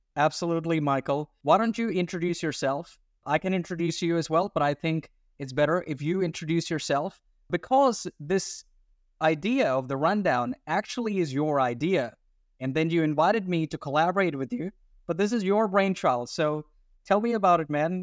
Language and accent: English; Australia; accent: weird accent; also born or lived in India / Sydney, Australia; I'm an Indian Australian, by the way. That's why the weird accent, but with an Indian ethnic outlook